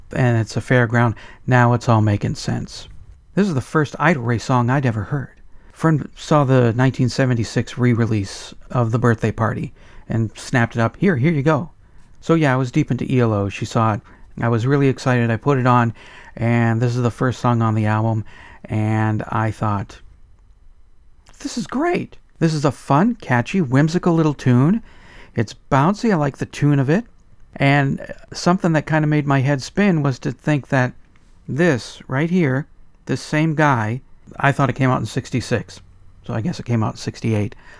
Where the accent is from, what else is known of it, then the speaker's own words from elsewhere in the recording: United States; As an American